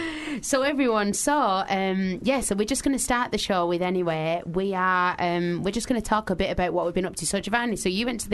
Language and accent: English; Manchester, North West England, United Kingdom; now in London, United Kingdom; I was only really used to living in Manchester.